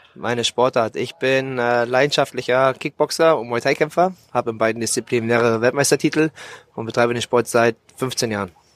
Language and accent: German; Bremerhaven, Bremen, Germany; moved away as an adult; now in Thailand; in meiner Heimatstadt Bremerhaven, wo ich geboren und aufgewachsen bin